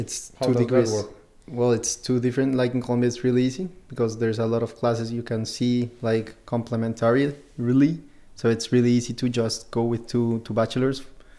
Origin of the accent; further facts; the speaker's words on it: Memmingen, Bavaria, Germany; English is a second language; and we end up in Riga also because we come from Munich, and, well, there's a direct flight, so...